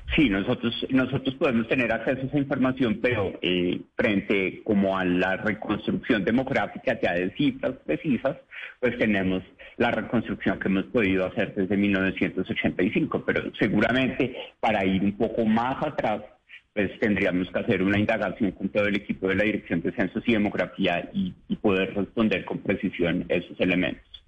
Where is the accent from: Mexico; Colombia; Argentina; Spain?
Colombia; somos más los colombianos que nos vamos al extranjero